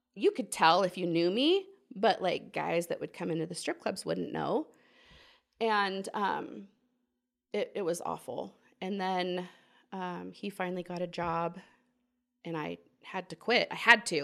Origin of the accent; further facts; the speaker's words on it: Portland, Oregon, United States; moved away as an adult; also born or lived in Walla Walla, Washington; now in Alexandria, United States; I grew up in Portland, Oregon.